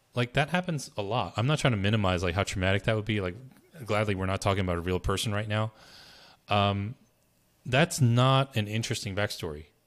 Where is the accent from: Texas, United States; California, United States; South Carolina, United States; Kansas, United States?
California, United States; Berkeley; now in New Jersey, United States; I was born in Berkeley, California, and, you know, I moved to New Jersey